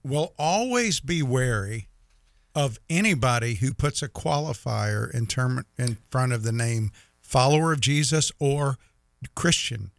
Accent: United States; as an American

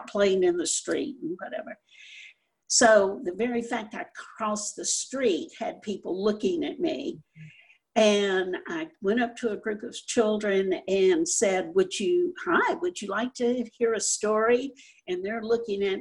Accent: Louisiana, United States; I was growing up in Louisiana.

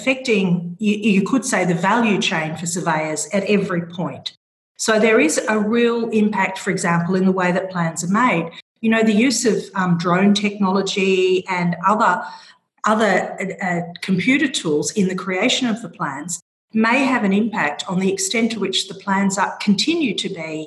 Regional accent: Australia; accent: Australian; moved away as an adult; now in Brussels, Belgium; even though I'm based in Brussels, I'm an Australian from my accent.

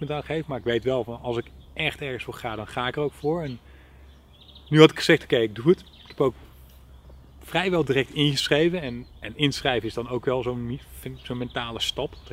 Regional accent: Netherlands; ik kom uit Nederland en eh, dan kom ik over en dan gaan we het samen doen.

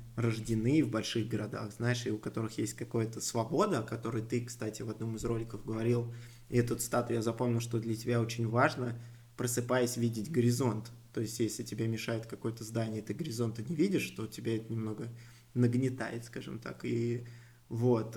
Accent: Moscow, Russia; also born or lived in Solntsevo, Moscow; я, в принципе, вырос, можно сказать, в Крылатском

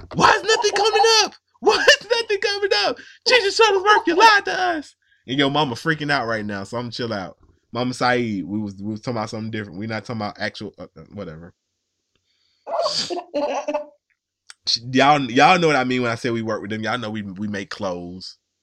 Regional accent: the South, United States; I'm from the South

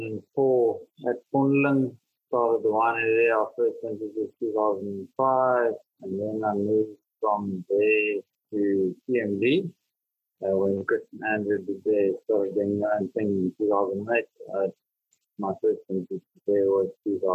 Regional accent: Bethlehem, Free State, South Africa; moved away; also born or lived in Stellenbosch; I'm from Bethlehem, where vines don't grow.

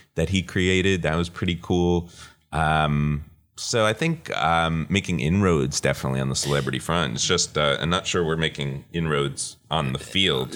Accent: Paramus, New Jersey, United States; now in Los Angeles, United States; I grew up in Paramus.

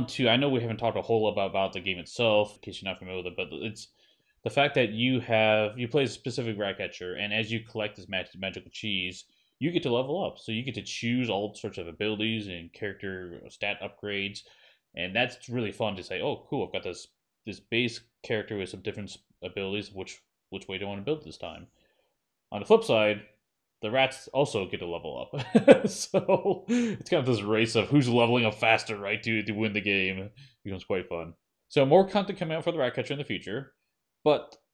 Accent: United States; me being American

